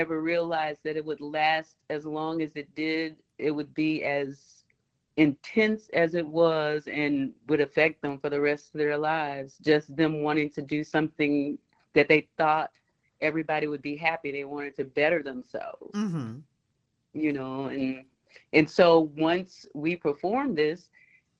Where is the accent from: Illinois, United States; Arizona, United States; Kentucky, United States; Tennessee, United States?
Tennessee, United States; Memphis; moved away as an adult; now in Little Rock, United States; coming from Orange Mountain, Tennessee